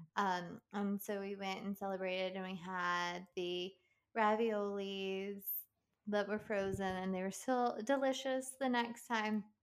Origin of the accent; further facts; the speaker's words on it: West Virginia, United States; moved away; I'm originally from West Virginia